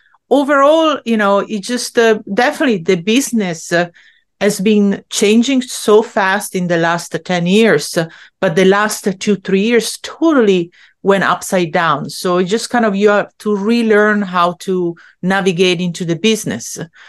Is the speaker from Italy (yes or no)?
yes; Italy; English is a second language; now in Long Island, United States; So, I grew up in Italy where like a woman still had to kind of like keep her place in a certain way.